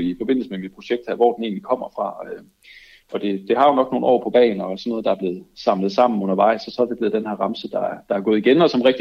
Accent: Aarhus, Central Denmark Region, Denmark; Jeg er også fra Aarhus.

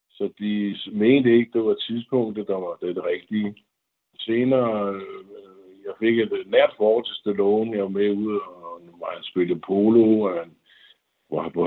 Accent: Denmark; moved away as an adult; som dansker

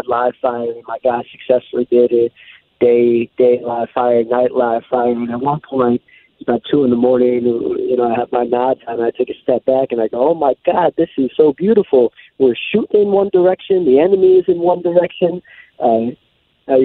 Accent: New York, United States; I came from New York

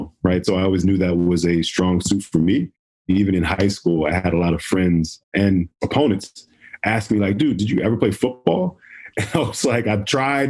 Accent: Hillside, New Jersey, United States; Hillside. So that's North Jersey

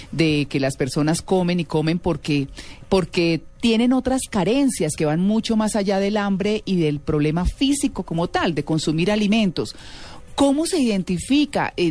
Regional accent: Venezuela; also born or lived in Miami; Yo soy venezolana.

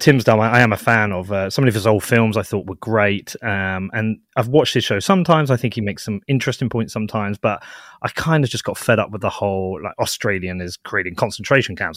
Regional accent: United Kingdom; I'm based in the U K. I'm British

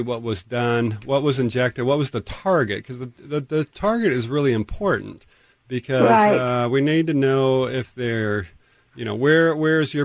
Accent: Tacoma, Washington, United States; I grew up in North Tacoma

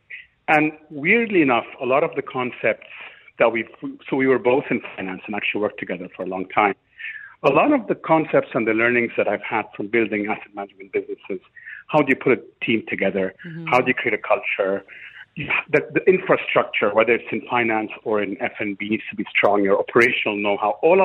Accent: Cairo, Cairo Governorate, Egypt; moved away as an adult; now in Dubai, United Arab Emirates; where I grew up, which is Cairo, Egypt, where I'm from

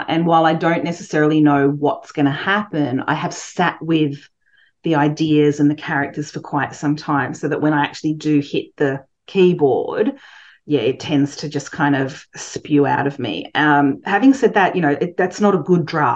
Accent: Coffs Harbour, New South Wales, Australia; moved away as an adult; also born or lived in London; I grew up in Coffs Harbour, which is a small town.

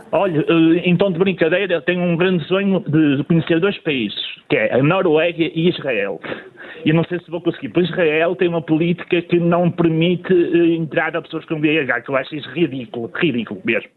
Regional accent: Matosinhos, Porto District, Portugal; eu sou da cidade de Matosinhos

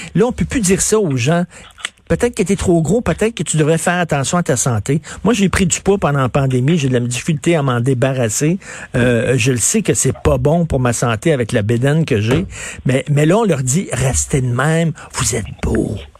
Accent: Montreal, Quebec, Canada; J'ai grandi à, Verdun, près de Pointe-Saint-Charles

